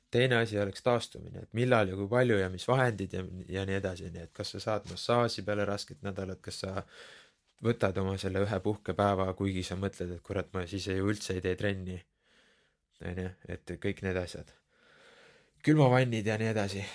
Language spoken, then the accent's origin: Estonian; Keila, Harju County, Estonia; also born or lived in Tallinn / Tabasalu; olen põhimõtteliselt noh, teisest klassist saati elanud Keilas